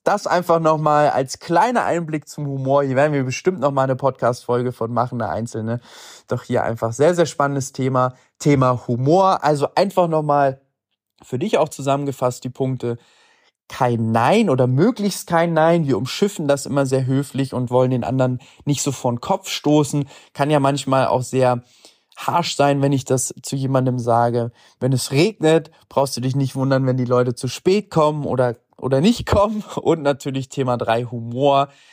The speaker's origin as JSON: {"language": "German", "region": "Hamburg", "country": "Germany", "said": "ich komme aus Hamburg"}